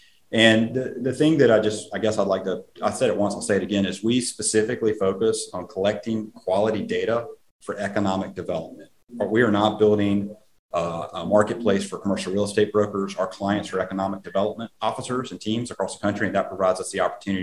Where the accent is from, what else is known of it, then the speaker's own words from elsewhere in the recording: South Carolina, United States; my home state of South Carolina